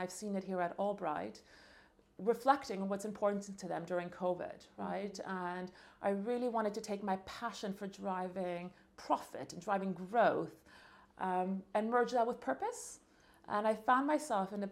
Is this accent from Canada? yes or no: yes; Montreal, Quebec, Canada; I was born and raised in Montreal